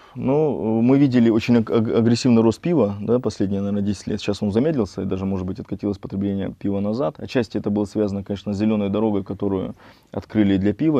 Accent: Nakhodka, Primorsky Krai, Russia; also born or lived in Vladivostok; Родился в э, городе Находка, в Приморском крае

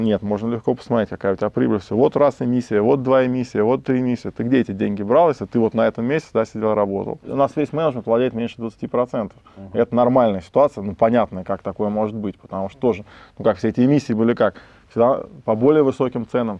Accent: Moscow, Russia; Я вырос, родился в Москве, учился в Москве

